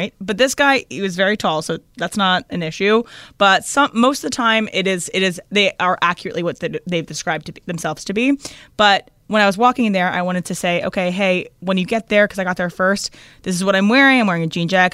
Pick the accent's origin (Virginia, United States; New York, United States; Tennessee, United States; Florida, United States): Virginia, United States; now in Los Angeles, United States; We're both from Virginia.